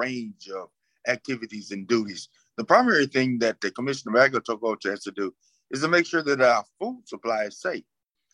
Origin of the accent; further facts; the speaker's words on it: South Georgia, United States; I grew up in farms in South Georgia